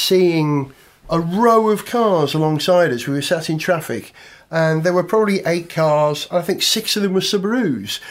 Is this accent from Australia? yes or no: no; London, United Kingdom; as a Londoner